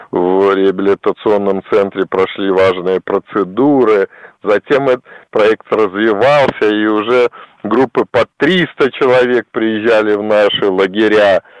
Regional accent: Belarus; мы белорусы

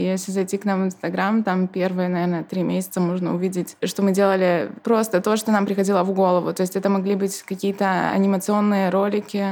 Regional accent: Belarus; now in Poznań, Poland; я как белоруска

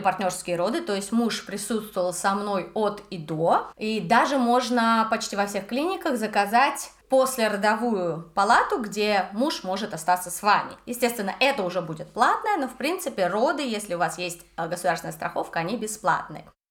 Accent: Russia; moved away as an adult; now in Budapest, Hungary; я из России

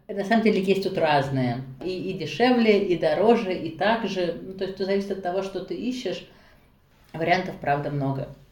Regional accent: Nizhny Novgorod, Nizhny Novgorod Oblast, Russia; moved away as an adult; also born or lived in Saint Petersburg / Innopolis, Tatarstan / Krasnodar / Moscow; now in Tashkent, Uzbekistan; Я родилась в Нижнем Новгороде, потом жила в Петербурге, училась в магистратуре

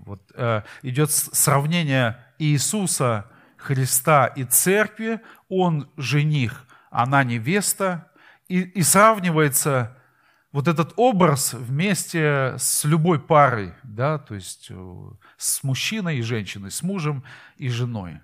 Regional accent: Saint Petersburg, Russia; мы из Питера

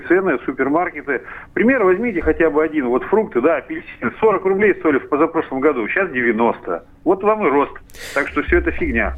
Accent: Perm, Perm Krai, Russia; Из Перми.

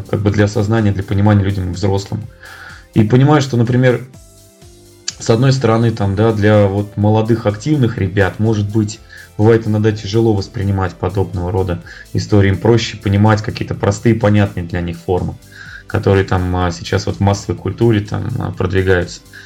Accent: Tula, Tula Oblast, Russia; я сам из Тулы

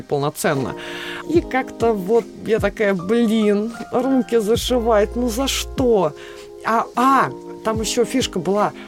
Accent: Russia; Я единственный участник из России.

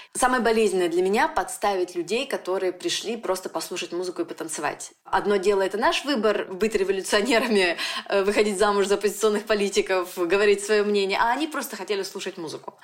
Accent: Nizhny Tagil, Sverdlovsk Oblast, Russia; moved away; also born or lived in Yekaterinburg / Moscow; я из Тагила уехала в Екатеринбург

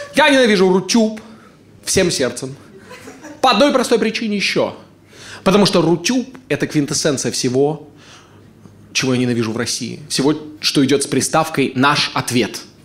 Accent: Ust-Kamenogorsk, East Kazakhstan Region, Kazakhstan; moved away as an adult; now in Moscow, Russia; Усть-Каменогорска, моего родного города

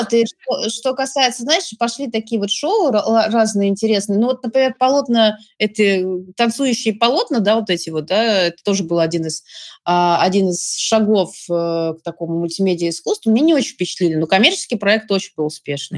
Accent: Saint Petersburg, Russia; moved away; also born or lived in Moscow; я выросла в Петербурге

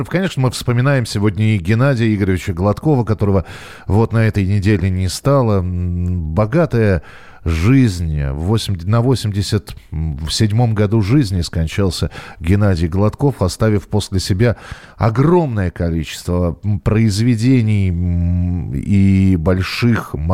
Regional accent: Belarus; А, я сам из Беларуси, поэтому и песнеры мои любимые.

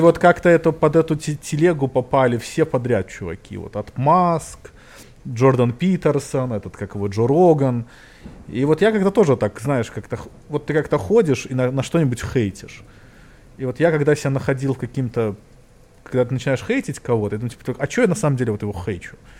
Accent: Belarus; Я как коренной белорус

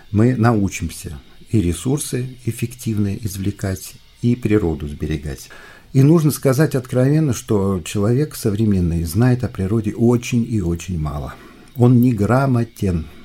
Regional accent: Volga region, Russia; Но, ну, например, я вырос на Волге, я прекрасно помню свое детство

